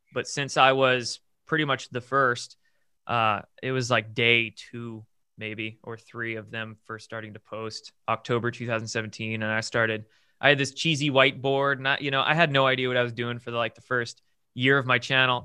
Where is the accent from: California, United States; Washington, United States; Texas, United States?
Washington, United States; Bremerton; I grew up in the Pacific Northwest in a, uh, I guess not small, medium-sized town, military town called Bremerton, across the Puget Sound from Seattle. And born and raised there